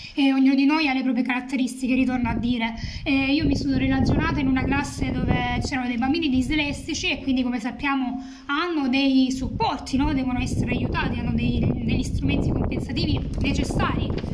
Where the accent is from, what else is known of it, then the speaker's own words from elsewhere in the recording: Lecce, Apulia, Italy; also born or lived in Macerata; sono molto legata alla mia terra, amo le tradizioni leccesi, insomma salentine